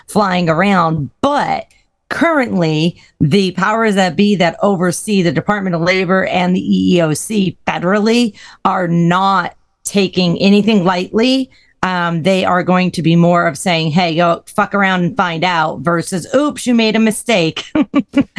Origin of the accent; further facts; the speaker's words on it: Northeast USA, United States; now in Florida, United States; I grew up in the Northeast USA